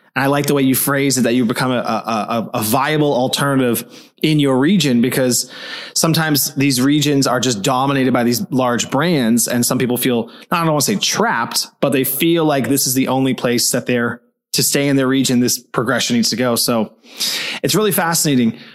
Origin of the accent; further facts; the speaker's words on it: Toronto, Ontario, Canada; now in Berlin, Germany; I'm an East Coast guy. I'm from Toronto